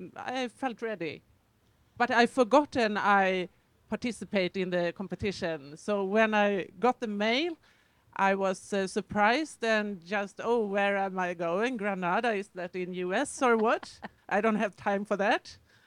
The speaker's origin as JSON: {"language": "English", "country": "Sweden", "said": "I am from Sweden, so it's close to Norway."}